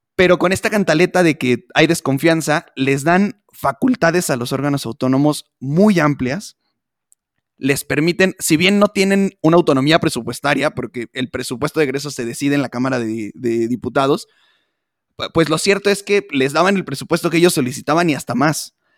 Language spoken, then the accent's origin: Spanish; Atlacomulco, State of Mexico, Mexico; yo soy de Atlacomulco, muy cerca de Michoacán